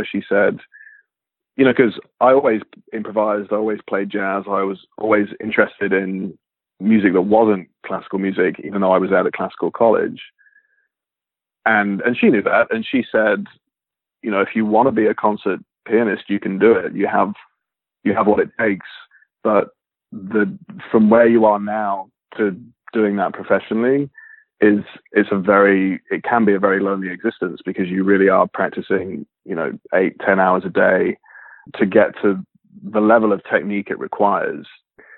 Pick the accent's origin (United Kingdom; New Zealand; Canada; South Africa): United Kingdom; Leicestershire, East Midlands; moved away as an adult; now in Los Angeles, United States; I grew up in Leicestershire in England